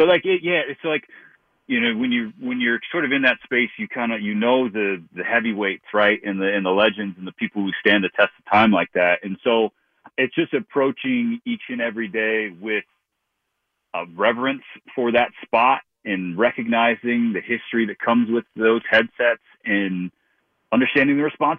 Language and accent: English; Long Beach, California, United States; You know, I was born in Long Beach and grew up south of LA.